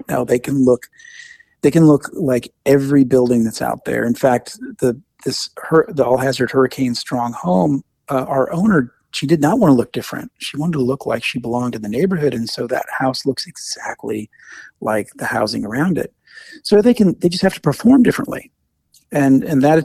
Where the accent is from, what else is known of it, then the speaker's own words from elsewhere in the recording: Midwest, United States; now in New York, United States; I grew up in the Midwest in Tornado Alley